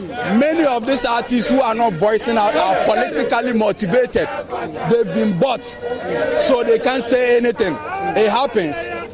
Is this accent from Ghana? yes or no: yes; Ghana; I'm a Ghanaian